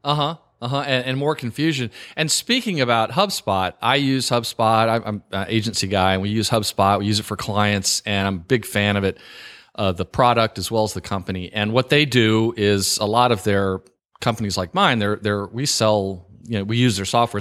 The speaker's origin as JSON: {"language": "English", "region": "the South", "country": "United States", "tie": "born or raised there", "also_born_or_lived": "New York", "lives_now": "Virginia, United States", "said": "I live in Virginia and I grew up in the South"}